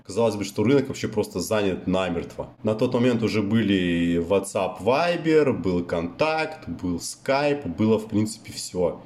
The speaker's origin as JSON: {"language": "Russian", "region": "White Sea coast", "country": "Russia", "tie": "born or raised there", "also_born_or_lived": "Black Sea", "moved": "yes", "said": "я же, ну, плюс-минус вырос на море"}